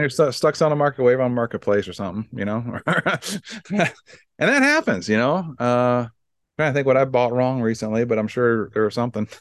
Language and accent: English; Iowa, United States; I'm from Iowa